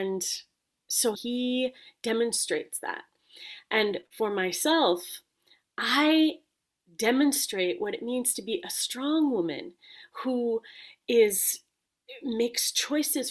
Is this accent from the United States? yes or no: no; Jamaica; I come from Jamaica